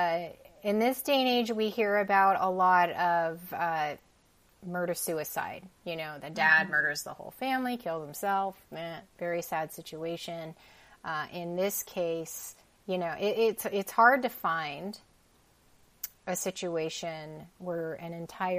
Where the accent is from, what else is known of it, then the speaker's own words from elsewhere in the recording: Oregon, United States; I'm born and raised in Oregon.